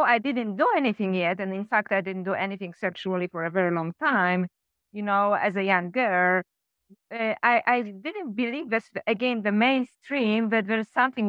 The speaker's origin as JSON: {"language": "English", "country": "Poland", "also_born_or_lived": "Sweden / France / Canada / Australia", "moved": "as an adult", "said": "I came back to Poland from Sweden"}